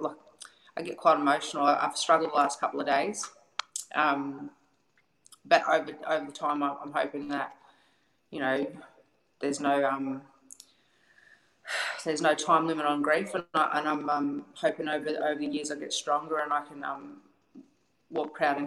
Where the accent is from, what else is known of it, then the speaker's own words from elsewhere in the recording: Melbourne, Victoria, Australia; I was raised in Collingwood